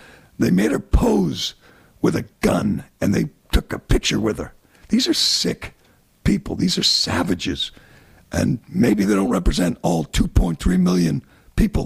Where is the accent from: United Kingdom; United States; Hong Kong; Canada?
United States; as an American